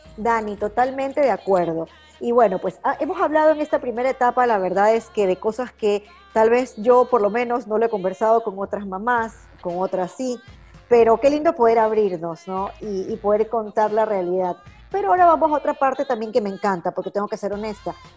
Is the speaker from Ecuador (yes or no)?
yes; Ecuador; como ecuatorianas como mujeres